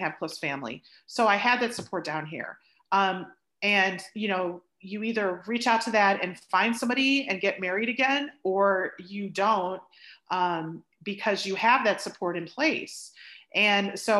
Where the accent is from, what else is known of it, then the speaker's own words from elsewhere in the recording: Chicago, Illinois, United States; moved away as an adult; now in Dallas, United States; I came from the Chicagoland area, spent most of my life living in the suburbs, in the Northwest suburbs. But I'm down in Dallas now and I've been down here for 20 years